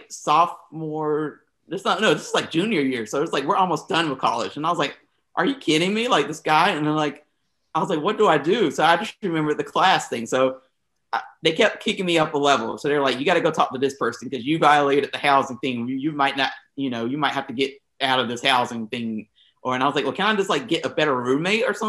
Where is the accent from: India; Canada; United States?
United States; the South; I was from the South